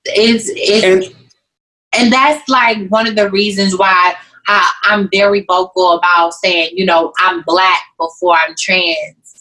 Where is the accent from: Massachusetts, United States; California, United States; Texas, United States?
Texas, United States; Waco; I'm from Waco